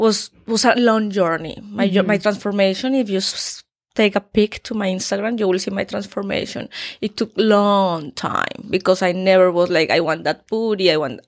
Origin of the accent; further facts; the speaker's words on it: Colombia; English is a second language; moved away as an adult; also born or lived in Daytona Beach, Florida, United States / Miami, United States; now in Los Angeles, United States; I'm Colombian.